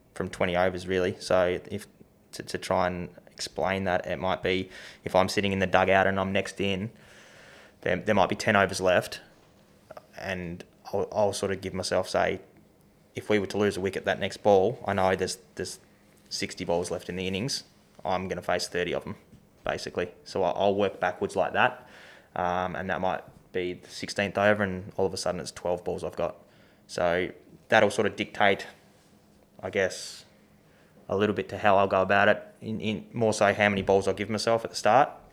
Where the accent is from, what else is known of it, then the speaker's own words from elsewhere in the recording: Tasmania, Australia; growing up in Tassie